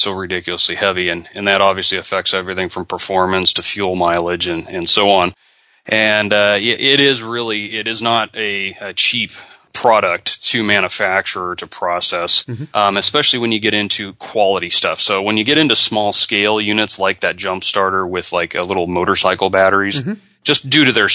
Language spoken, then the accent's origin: English; Southern California, United States; moved away as an adult; also born or lived in Oregon; now in Florida, United States; growing up in Southern California, that is part of the culture